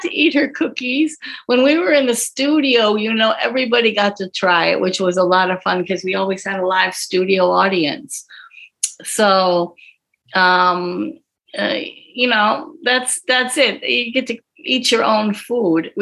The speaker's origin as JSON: {"language": "English", "town": "Green Bay", "region": "Wisconsin", "country": "United States", "tie": "born or raised there", "said": "I actually started in TV in high school in Green Bay, Wisconsin. I'm from Green Bay."}